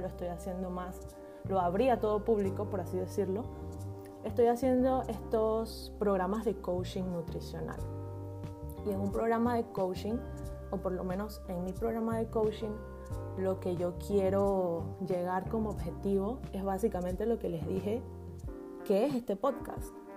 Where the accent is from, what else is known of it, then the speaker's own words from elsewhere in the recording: Panama; soy panameña, nacida y criada en Panamá.